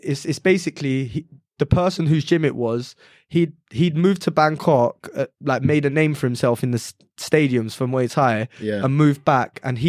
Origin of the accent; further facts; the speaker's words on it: London, United Kingdom; we're from London